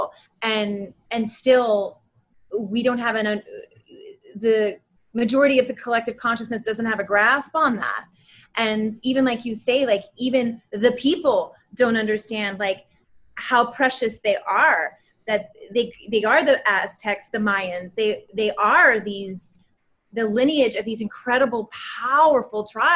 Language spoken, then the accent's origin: English; Houston, Texas, United States; now in Los Angeles, United States; I grew up in Houston.